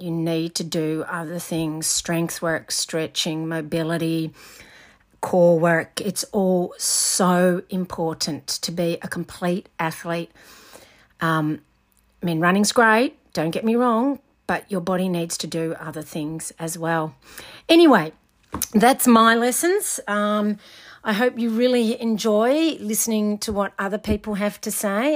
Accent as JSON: {"language": "English", "region": "Scotland", "country": "United Kingdom", "moved": "yes", "lives_now": "Australia", "said": "I'm Scottish."}